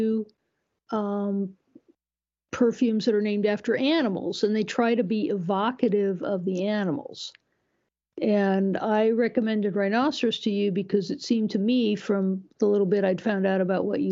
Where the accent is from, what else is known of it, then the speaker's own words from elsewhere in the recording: Iowa, United States; when I was growing up in Iowa